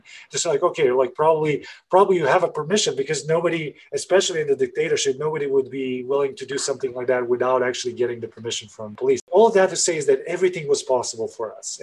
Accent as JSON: {"language": "English", "town": "Belgrade", "country": "Serbia", "tie": "born or raised there", "said": "I'm originally from Belgrade, Serbia, and I grew up in a country that was in the 90s."}